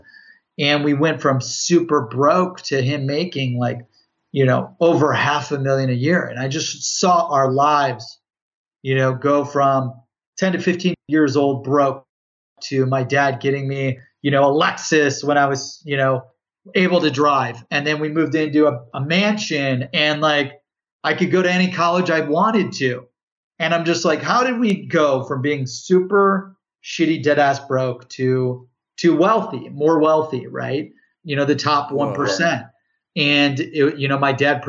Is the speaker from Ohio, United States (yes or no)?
yes; Cleveland, Ohio, United States; I grew up in Ohio, in Cleveland.